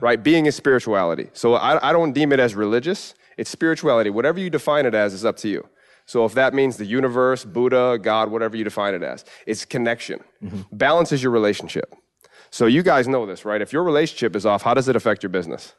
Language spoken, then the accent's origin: English; New York, United States; And it's home. Uh, you know, my, my hometown